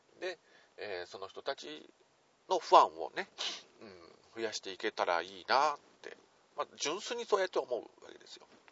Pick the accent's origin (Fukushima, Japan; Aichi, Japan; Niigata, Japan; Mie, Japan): Aichi, Japan; Nagoya; 地元名古屋からなかなか抜け出すことができません